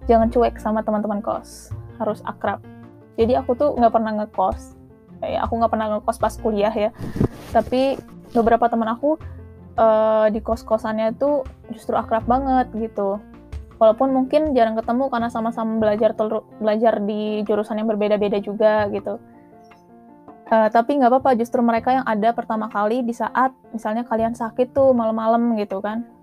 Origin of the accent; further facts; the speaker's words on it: Bandung, West Java, Indonesia; Sejujurnya aku dari Bandung dan kuliah di Bandung, jadi uh, sebenarnya kedaerahan aku tuh nggak ada ya jadinya.